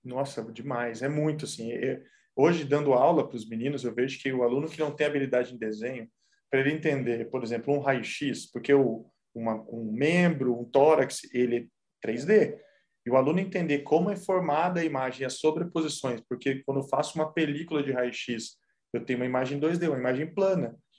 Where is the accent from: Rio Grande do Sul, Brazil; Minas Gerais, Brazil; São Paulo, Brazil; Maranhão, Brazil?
São Paulo, Brazil; São José dos Campos; moved away as an adult; now in Vila Velha, Brazil; eu sou de São Paulo, sou de São José dos Campos.